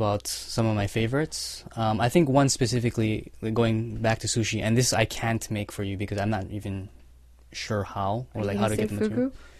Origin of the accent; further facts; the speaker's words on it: Hawaii, United States; moved away as an adult; also born or lived in San Diego / Ann Arbor; prior to that, I was in San Diego going to grad school. Mm-hmm. But I grew up in Hawaii. I was born and raised there.